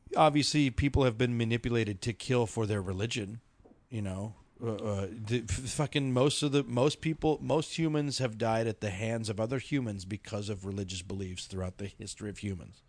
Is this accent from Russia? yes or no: no; Philippines; now in Colorado, United States; Filipino, I'm Filipino